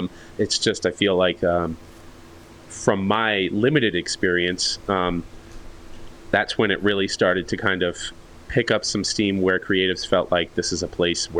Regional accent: New York, United States; moved away; I'm still from New York

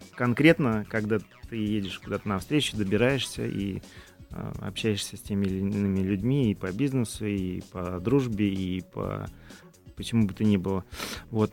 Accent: Tolyatti, Samara Oblast, Russia; moved away; в родном городе в Толете

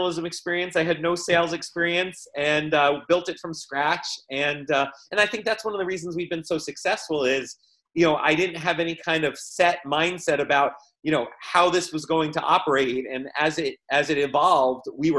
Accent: Livingston, New Jersey, United States; also born or lived in New Providence, New Jersey; I grew up in Livingston

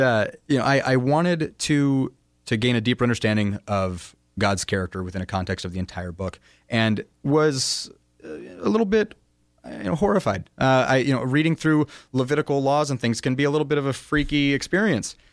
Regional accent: United States; as a American in the twenty-first century

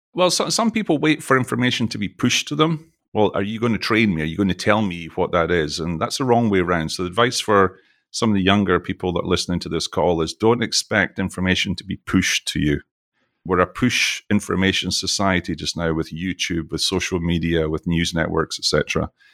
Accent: Scotland, United Kingdom; now in Texas, United States; you can probably tell from my accent, I'm from Scotland

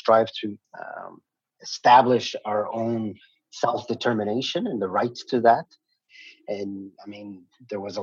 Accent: Kahnawake, Quebec, Canada; I'm from the Ganyakkeha community of Ganawage, which is located just south of Montreal

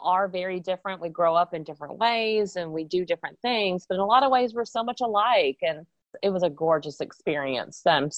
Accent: Texas, United States; moved away as an adult; also born or lived in South Carolina; I have lived other places besides Texas, but I was born in Texas, and I'm actually now back in Texas living here again

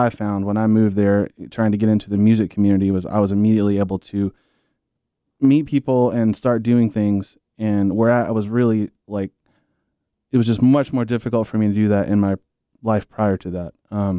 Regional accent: South Carolina, United States; now in Charlotte, United States; I grew up in South Carolina, and not specific to that, but just I grew up kind of in a rural environment.

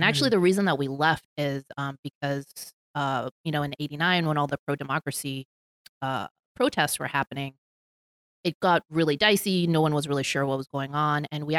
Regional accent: Hong Kong; also born or lived in Belgium; So I was born in Hong Kong. My mom is Hong Kong Chinese. My dad, he's passed now, he's Belgian. And so I mostly grew up in Hong Kong, but we actually moved around quite a bit when I was little.

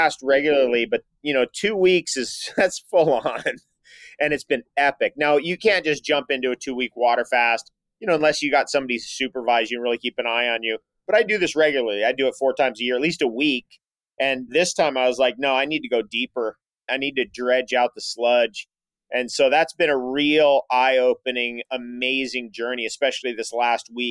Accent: San Diego, California, United States; Being from San Diego, I think we're both from San Diego

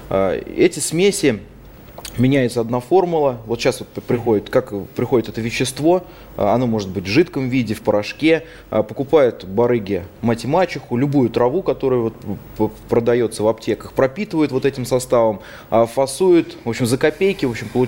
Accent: Penza, Penza Oblast, Russia; Даже вот в моем родном городе в Пензе было несколько ларьков со спайсами.

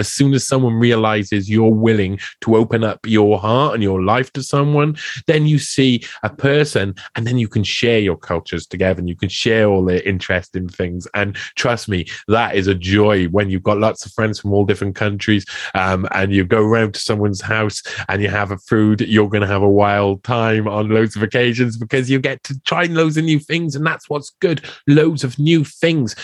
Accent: Wales, United Kingdom; I come from Wales

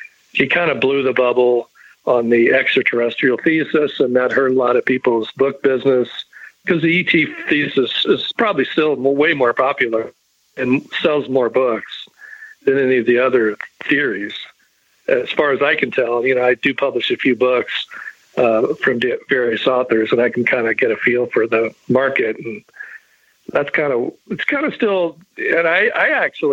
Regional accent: Charleston, West Virginia, United States; I was in my hometown of Charleston, West Virginia

